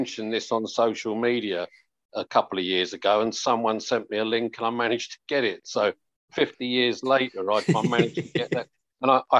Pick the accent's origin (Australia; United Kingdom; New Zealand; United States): United Kingdom; Buckinghamshire, South East England; I hail from Buckinghamshire either, and there was always a strong Chelsea connection with the village